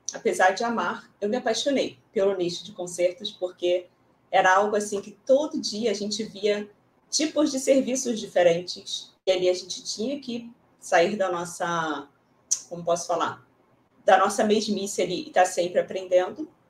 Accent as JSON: {"language": "Portuguese", "region": "Rio de Janeiro", "country": "Brazil", "said": "aqui no Rio de Janeiro mesmo, sou carioca"}